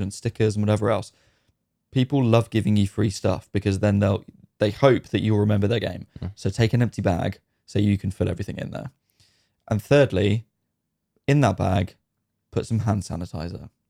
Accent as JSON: {"language": "English", "country": "United Kingdom", "said": "as a Brit"}